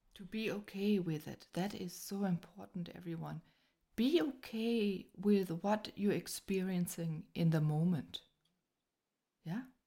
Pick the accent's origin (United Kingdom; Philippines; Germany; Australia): Germany; I was born here in Germany